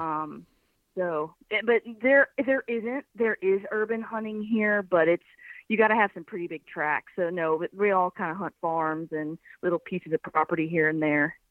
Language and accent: English; Birmingham, Alabama, United States; moved away as an adult; also born or lived in Kodiak Island, Alaska; now in Nashville, United States; I'm from Birmingham, Alabama, but uh, I live in Nashville, Tennessee